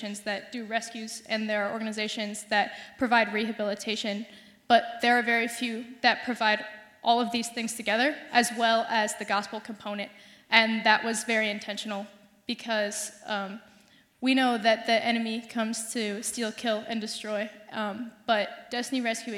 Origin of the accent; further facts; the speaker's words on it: Fort Wayne, Indiana, United States; moved away as an adult; now in Bloomington, United States; I am also from Fort Wayne, Indiana